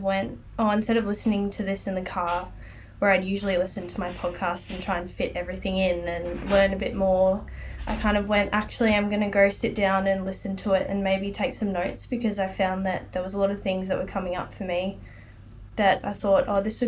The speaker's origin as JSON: {"language": "English", "town": "Melbourne", "region": "Victoria", "country": "Australia", "moved": "as an adult", "lives_now": "Sunshine Coast, Australia", "said": "I'm originally from Melbourne, but I'm living on the Sunshine Coast at the moment"}